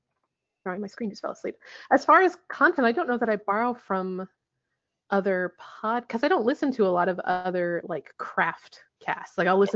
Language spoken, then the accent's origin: English; Bellingham, Washington, United States; my hometown, Bellingham, and he had nothing but bad things to say about Bellingham, Washington, and I was so delighted because I have this real love-hate relationship with this town that I grew up in.